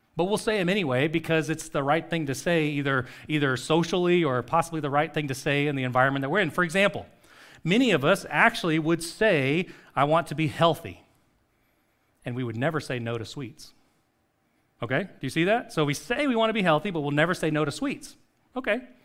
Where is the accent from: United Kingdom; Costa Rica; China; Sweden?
Costa Rica; moved away; a street that I grew up on in Costa Rica